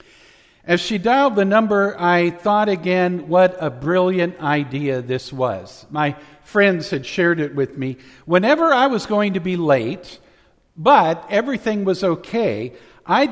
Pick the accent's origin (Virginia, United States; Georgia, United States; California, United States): California, United States; Central Valley; When I was growing up in the Central Valley, there were some nights that we had really thick, dense pea soup-like fog